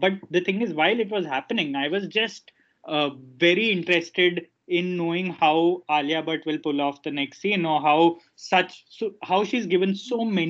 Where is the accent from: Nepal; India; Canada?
India; Ahmedabad, Gujarat; moved away; Ahmedabad, which is my hometown